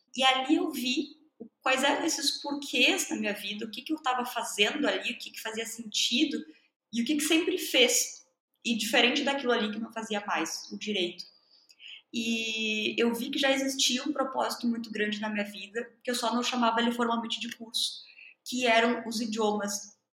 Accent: Brazil; first language Portuguese; Sou nativa de português, sou brasileira.

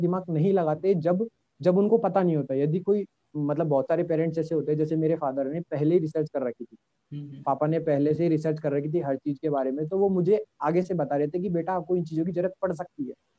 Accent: Rajasthan, India; मैं राजस्थान से हूँ

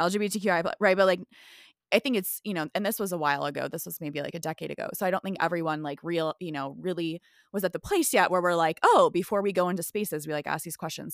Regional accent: Midwest, United States; originally from the Midwest

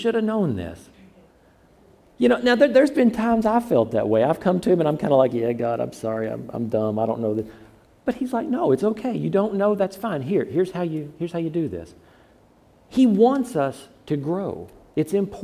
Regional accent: the South, United States; I'm from the South

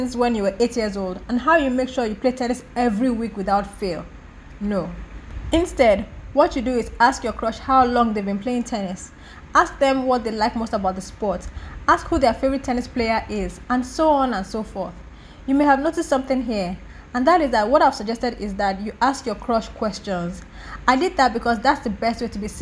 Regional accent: Nigeria; As a Nigerian living in Nigeria

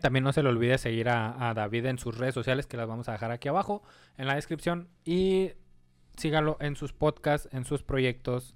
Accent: Mexico; como mexicanos

